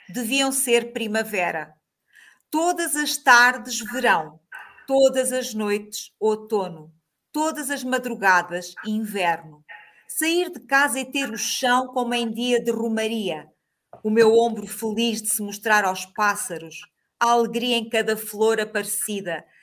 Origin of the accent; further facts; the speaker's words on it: Moncorvo, Bragança District, Portugal; now in Azores, Portugal; Eh, nasci em Moncorvo.